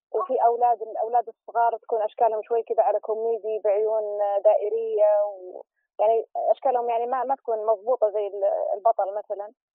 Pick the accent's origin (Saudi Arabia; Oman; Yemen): Saudi Arabia; احنا عندنا في السعوديه